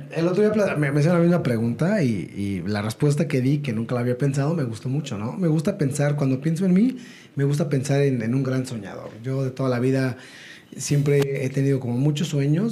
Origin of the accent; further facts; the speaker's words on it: Ecatepec, State of Mexico, Mexico; ya estaba en el metro, viajando en el metro, yendo a la primaria, etcétera, y, haciendo mis cosas, regresaba a mi casa en, en Ecatepec